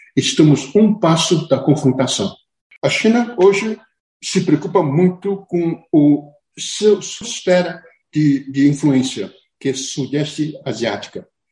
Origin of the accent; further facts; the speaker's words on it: Brazil; eu, como brasileiro